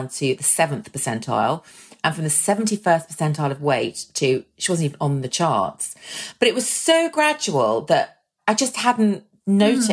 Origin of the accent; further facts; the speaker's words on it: Ireland; we're Irish